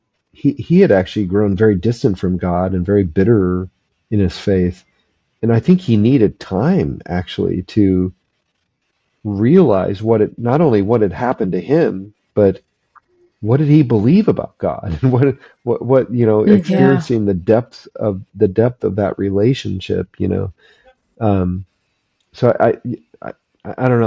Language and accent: English; Phoenix, Arizona, United States; we moved from Phoenix up to the mountains in Northern Arizona